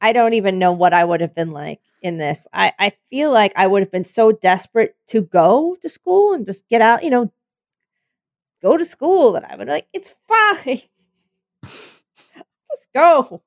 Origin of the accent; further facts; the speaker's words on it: Pennsylvania, United States; moved away; Penn State from my home state